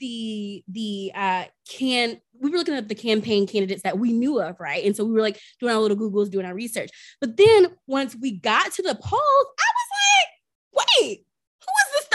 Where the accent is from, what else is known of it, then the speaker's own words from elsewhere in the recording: the South, United States; I grew up in the South